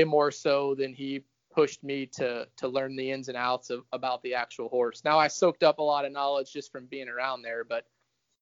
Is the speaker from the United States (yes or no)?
yes; Louisiana, United States; my experience growing up in Louisiana on the backside